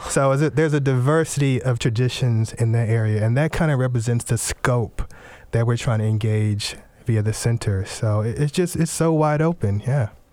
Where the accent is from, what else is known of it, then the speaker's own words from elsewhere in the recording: Houston, Texas, United States; moved away as an adult; also born or lived in Tennessee / Louisiana (family); now in Washington, United States; the African-American culture that I grew up in down in Houston, Texas